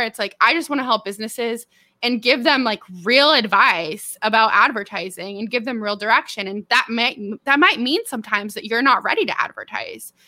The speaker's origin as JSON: {"language": "English", "town": "Merced", "region": "California", "country": "United States", "tie": "born or raised there", "also_born_or_lived": "San Diego, California", "moved": "as an adult", "lives_now": "Arkansas, United States", "said": "I grew up in Merced, California"}